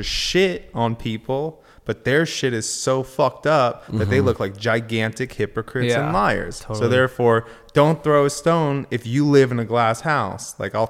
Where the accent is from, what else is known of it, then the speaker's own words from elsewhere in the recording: Agoura Hills, California, United States; Yeah, so I grew up in Agora Hills. I've known Pat since I was 12 or something like that. I grew up out here. Went to high school with everyone